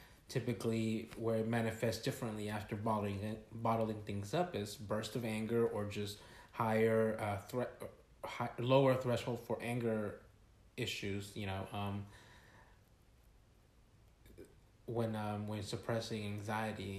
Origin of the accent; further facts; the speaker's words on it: Villa Rica, Georgia, United States; also born or lived in California / Mexico (ancestry); coming from California, which was a lot of Hispanic population, mm-hmm. to Villa Rica, which was mostly white